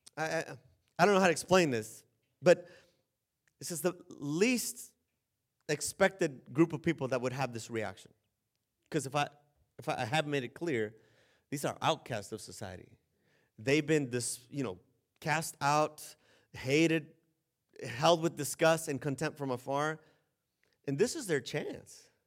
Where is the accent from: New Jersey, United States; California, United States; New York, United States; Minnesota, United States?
California, United States; San Diego; moved away as an adult; also born or lived in the desert; I'm from San Diego.